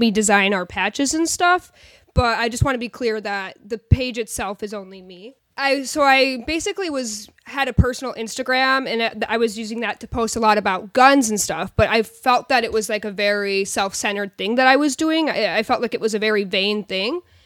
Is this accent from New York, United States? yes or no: yes; rural New York, United States; moved away; also born or lived in Portland; I grew up in New York and I grew up in rural New York